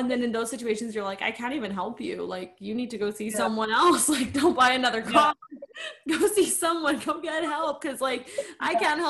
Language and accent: English; Canada; we're both Canadian